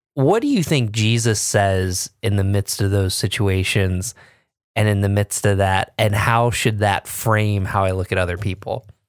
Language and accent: English; Binghamton, New York, United States; I grew up in Binghamton, you know, where I B M was